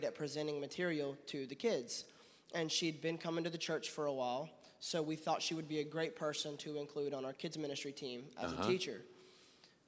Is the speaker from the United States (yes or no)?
yes; Florida, United States; we're from Florida